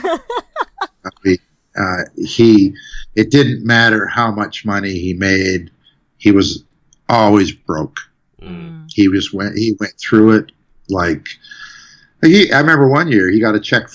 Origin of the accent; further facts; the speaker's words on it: Canada; as a Canadian composer